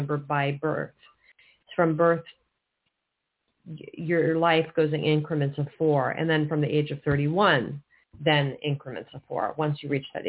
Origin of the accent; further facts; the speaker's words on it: Northern California, United States; I'm not from Southern California. I'm from Northern